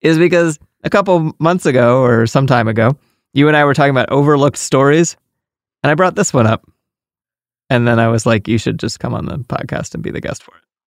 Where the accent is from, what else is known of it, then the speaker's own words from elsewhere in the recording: United States; as an American, I grew up knowing where Canada and Mexico are